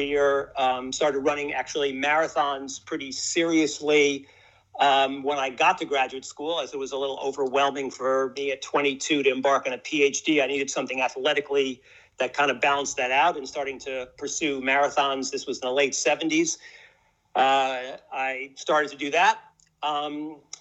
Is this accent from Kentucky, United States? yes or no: no; New York City, New York, United States; I was kind of born and raised in New York, grew up in Washington Heights